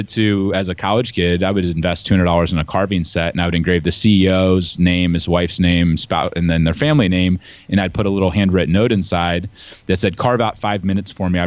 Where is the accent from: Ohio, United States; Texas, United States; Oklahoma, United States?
Ohio, United States; But I, I grew up in the Midwest uh, in Ohio. So, any Ohio listeners, you know, I'm a Buckeye. Um, and I grew up on a farm.